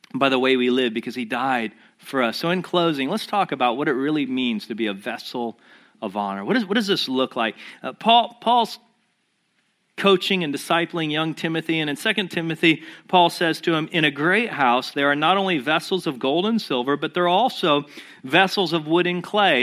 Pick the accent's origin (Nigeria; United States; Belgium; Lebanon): United States; we as Americans